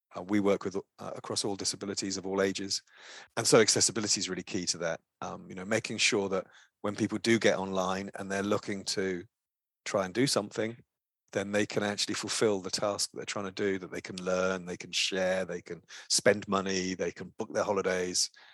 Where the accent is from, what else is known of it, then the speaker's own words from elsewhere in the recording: Brighton, South East England, United Kingdom; I worked in a small, uh, organization in my hometown in Brighton in the U K